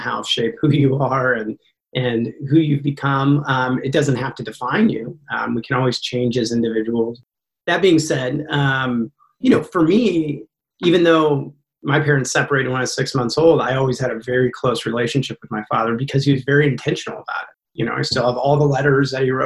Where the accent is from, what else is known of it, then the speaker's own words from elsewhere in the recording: Lincoln, Nebraska, United States; also born or lived in Long Beach, California / South Carolina; my mom came back to Lincoln, Nebraska. And so we lived with my grandma for several years here in Lincoln, Nebraska